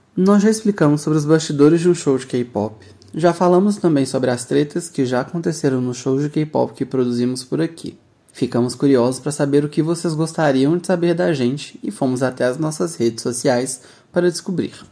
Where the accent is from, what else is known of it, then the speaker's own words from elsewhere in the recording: Minas Gerais, Brazil; por aqui nós somos de Minas Gerais